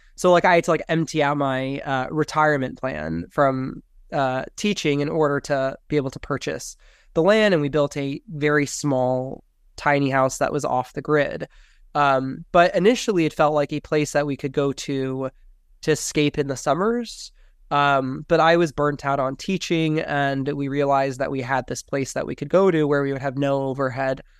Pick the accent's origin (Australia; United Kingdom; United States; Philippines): United States; Miami, Florida; moved away as an adult; also born or lived in Los Angeles / San Francisco Bay Area / Idaho; growing up in Miami